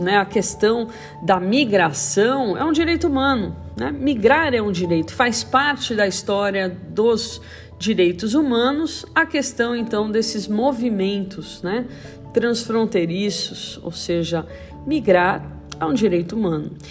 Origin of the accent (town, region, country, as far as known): Brazil